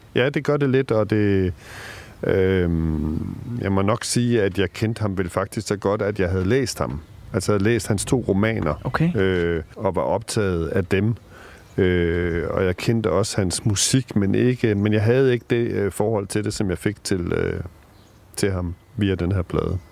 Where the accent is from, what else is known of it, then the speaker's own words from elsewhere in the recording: Denmark; i villaen derude i Rigskrup, hvor jeg voksede op